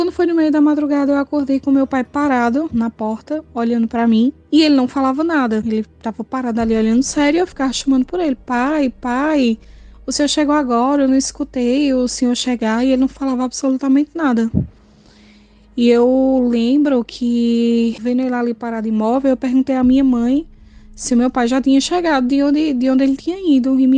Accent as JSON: {"language": "Portuguese", "region": "Pernambuco", "country": "Brazil", "said": "sou aqui de Pernambuco."}